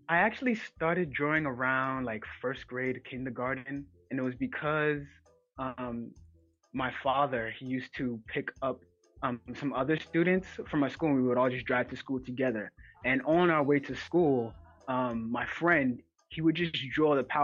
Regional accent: Ghana; now in Bronx, United States; Um, I'm 24, uh, in the Bronx, New York. I'm a Ghanaian.

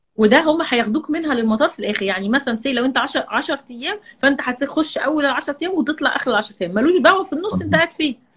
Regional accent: Egypt; احنا مصريين

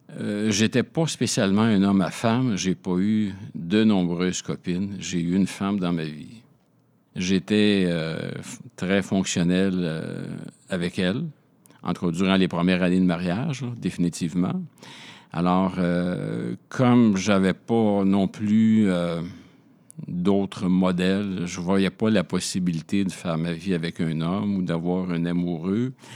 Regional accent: Montreal, Quebec, Canada; also born or lived in Laval, Quebec; Je suis montréalais de naissance. Euh, j'ai vécu 0 euh, à 6 ans dans le quartier Rosemont à Montréal.

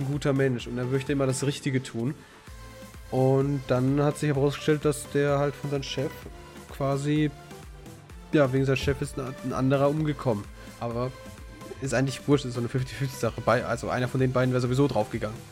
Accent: Germany; als Deutscher

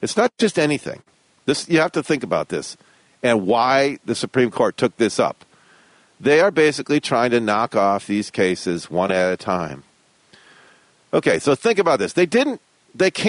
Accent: Westland, Michigan, United States; also born or lived in Detroit, Michigan; I grew up in Westland. It was originally Garden City, became Westland. Originally, it was actually Nankin Township. Nankin Mills Township is where I was born. I was born in Detroit, but lived in Nankin Mills Township

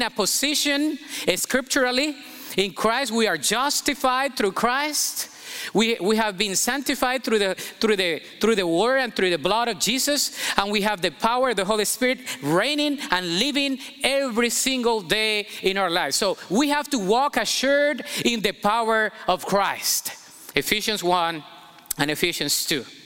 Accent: Colombia; moved away as an adult; now in United States; I'm Colombian American. I came here when I was 19, and I didn't drive in my country

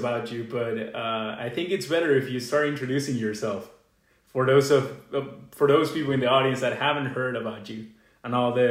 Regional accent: Venezuela; moved away as an adult; now in United States; I'll be your host for this episode. I'm a senior at Kenyon College, international student from Venezuela.

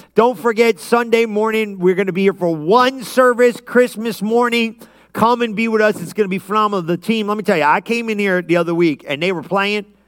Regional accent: Lodi, United States; I grew up in Lodi

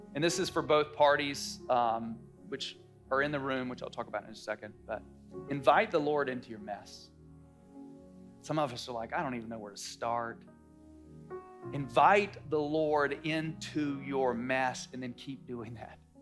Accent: North Carolina, United States; I grew up in the South, North Carolina.

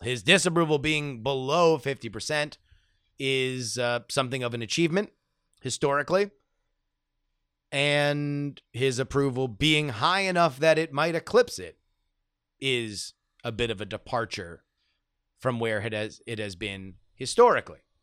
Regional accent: Florida, United States; growing up in Florida

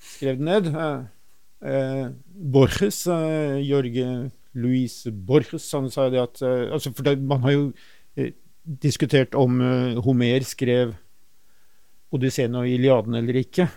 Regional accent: Oslo, Norway; der jeg vokste opp, eh, på Stovner, eh, i Groruddalen, Oslo

